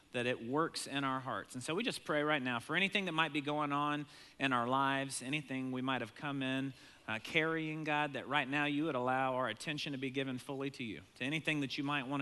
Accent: Maine, United States; moved away; I grew up in Maine some, but never been back since moving away

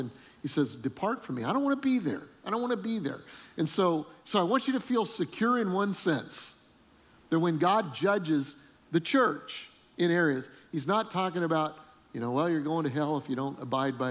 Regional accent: Colorado, United States; We grew up in Colorado

